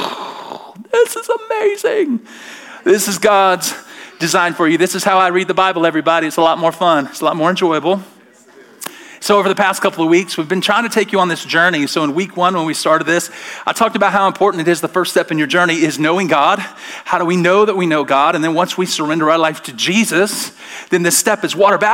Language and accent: English; Alabama, United States; I'm from Alabama